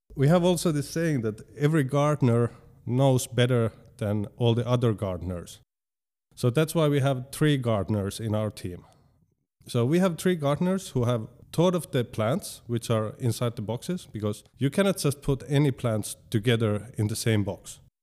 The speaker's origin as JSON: {"language": "English", "town": "Tampere", "region": "Pirkanmaa", "country": "Finland", "said": "I live in Hervanta"}